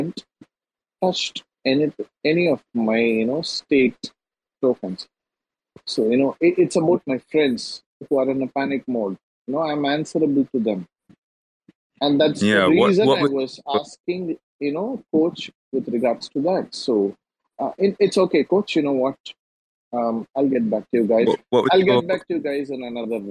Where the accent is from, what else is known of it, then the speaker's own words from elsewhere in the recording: India; I'm an Indian